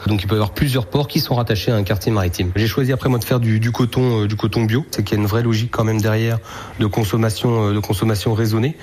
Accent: Normandy, France; now in Lorient, France; moi je suis né en Normandie, je suis attaché à ma Normandie

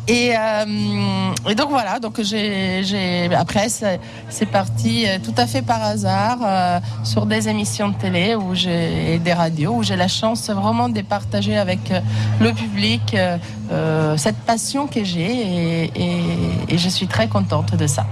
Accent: Italy; moved away; je suis italienne.

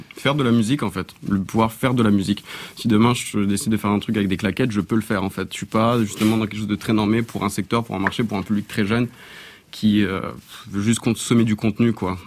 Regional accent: France; moved away as an adult; also born or lived in Canada; j'ai grandi en France

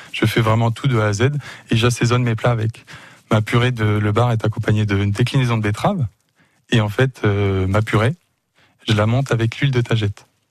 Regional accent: Le Mans, Pays de la Loire, France; also born or lived in Canada; je suis revenu sur ma ville natale. Je suis natif du Mans

